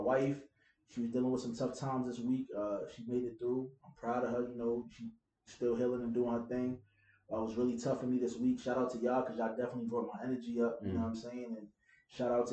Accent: New York City, New York, United States; I'm from Brooklyn

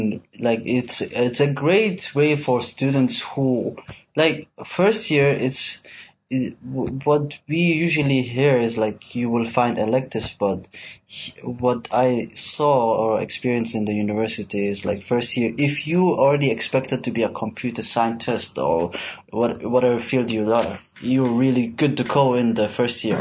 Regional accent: Switzerland; now in Malaysia; I'm from Switzerland

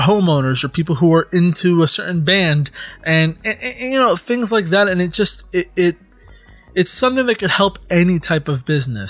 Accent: United States; I was born in America, but my parents are both Hispanic.

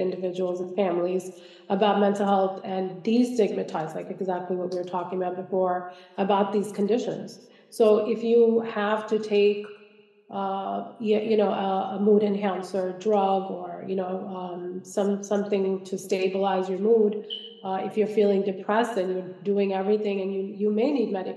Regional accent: Kerala, India; now in United States; I'm from Kerala.

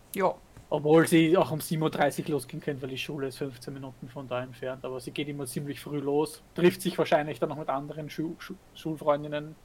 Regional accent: Vienna, Austria; bei uns in Wien

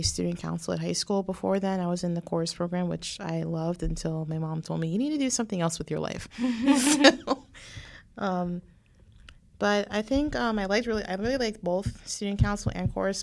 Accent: West Palm Beach, Florida, United States; I was born and raised in West Palm Beach

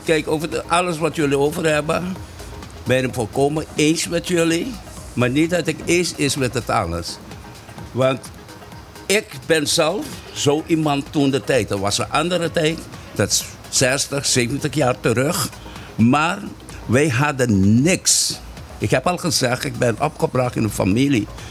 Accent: Caribbean Netherlands; first language Papiamento; Dutch is a second language; also born or lived in Rincon, Bonaire; hier op Bonaire

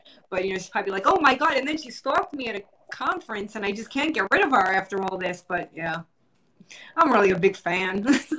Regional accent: New York, United States; So me being from New York

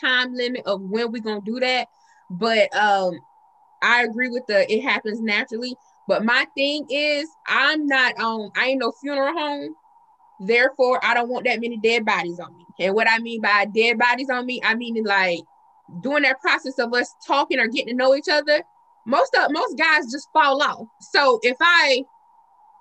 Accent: the South, United States; we're from the South

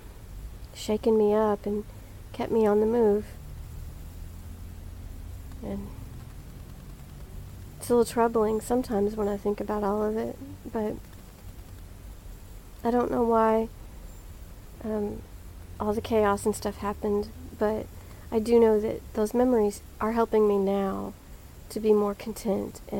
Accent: Dallas, Texas, United States; I was born in Dallas, Texas. Grew up in Oak Cliff, which is Dallas

